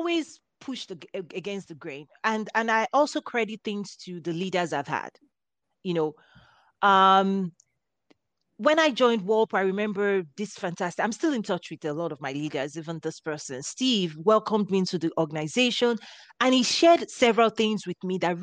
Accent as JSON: {"language": "English", "country": "Nigeria", "tie": "born or raised there", "moved": "as an adult", "lives_now": "United States", "said": "I was raised in Africa. I had my first degree in Nigeria."}